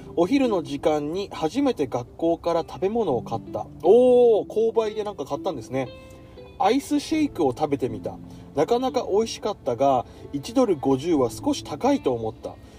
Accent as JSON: {"language": "Japanese", "region": "rural Tohoku", "country": "Japan", "tie": "born or raised there", "moved": "yes", "said": "俺はどちらかというとあの東北の田舎の方出身なので"}